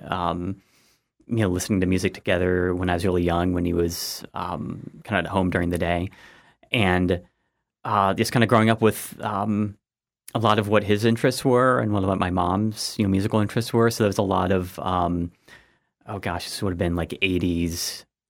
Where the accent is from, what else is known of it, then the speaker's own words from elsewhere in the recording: Granville, Ohio, United States; moved away as an adult; also born or lived in Georgia / West Virginia / Maryland / Missouri; went to, um, uh, Granville, Granville High School